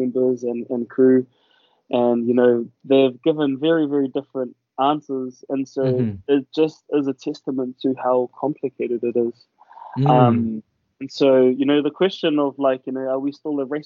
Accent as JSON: {"language": "English", "country": "New Zealand", "tie": "born or raised there", "said": "as a Pacific Islander myself, you know, growing up in New Zealand"}